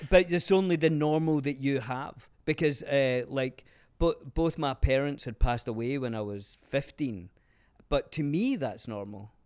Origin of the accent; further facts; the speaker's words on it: Glasgow, Scotland, United Kingdom; now in Los Angeles, United States; growing up in Glasgow